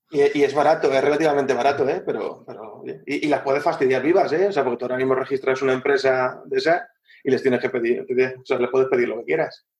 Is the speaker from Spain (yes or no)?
yes; Madrid, Community of Madrid, Spain; now in La Manga del Mar Menor, Spain; yo, soy madrileño, ¿eh? Yo soy madrileño